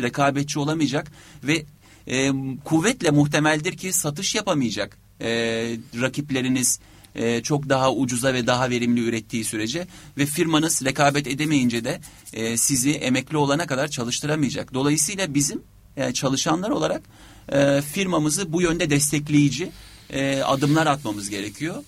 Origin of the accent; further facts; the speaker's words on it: Turkey; biz Türkler olarak